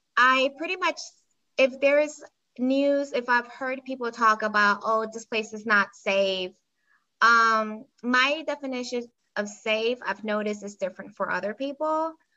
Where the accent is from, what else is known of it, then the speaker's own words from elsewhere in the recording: Panama; moved away as an adult; now in United States; I was born and raised in Panama, and I moved here a few years ago as an adult to the US